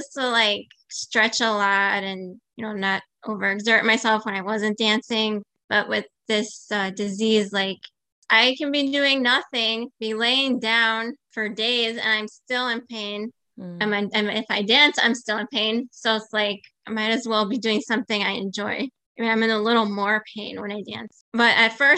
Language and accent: English; Chicago, Illinois, United States; also born or lived in Athens, Greece; I'm Greek. I was born in Athens. I moved to the States when I was about 2. I grew up in Chicago